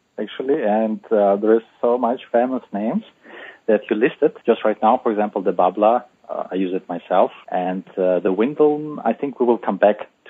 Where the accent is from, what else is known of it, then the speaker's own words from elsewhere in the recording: Uzbekistan; English is a second language; moved away as an adult; also born or lived in London, United Kingdom; now in Frankfurt, Germany; myself, I'm from Uzbekistan. This is my home country. And I had some experience of doing the startups there. And then I moved to London. I was living there 3 years. And because of my wife, 3 years ago, I moved to Germany.